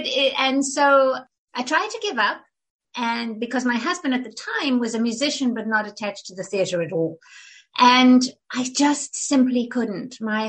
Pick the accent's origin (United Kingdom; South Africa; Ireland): South Africa; moved away as an adult; now in United States; So, but I was raised in South Africa. I was there from the time I was for until we left for the States. I was 35. So yeah, 30 years.